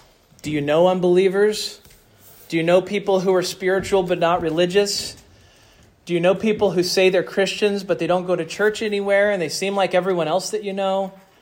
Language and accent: English; Mississippi, United States; And I thought that I came from Mississippi.